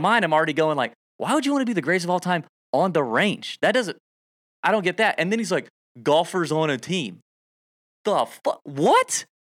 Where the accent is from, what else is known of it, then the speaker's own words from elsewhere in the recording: the South, United States; I'm from the South.